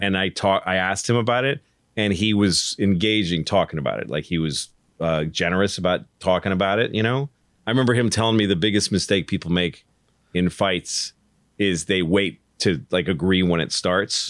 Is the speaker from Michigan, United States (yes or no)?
no; Newton, Massachusetts, United States; I grew up in Newton